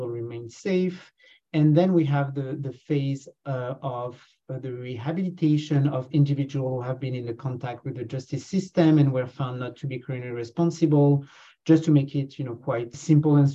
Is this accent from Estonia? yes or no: no; France; accent: French; moved away as an adult; also born or lived in Canada; now in Hamilton, Canada; You know from my accent that I come from France, and I've been here for the past 10 years.